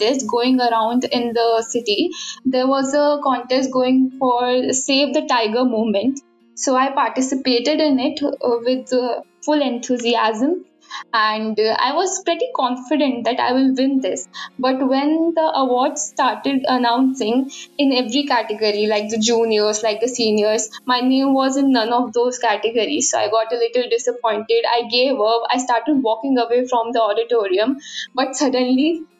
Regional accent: India; I'm from India and I just cleared my 12th.

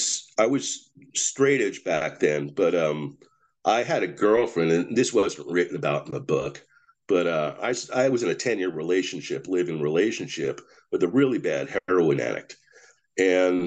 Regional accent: Clifton, New Jersey, United States; in my hometown of Clifton

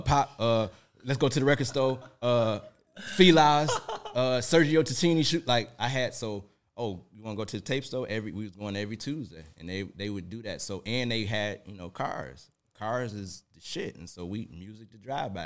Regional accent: Detroit, Michigan, United States; now in Atlanta, United States; born and raised in Detroit, Michigan, you know, right off Seven Mile

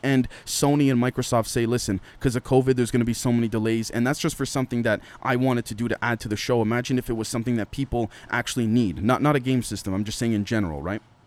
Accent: Canada; as a Canadian

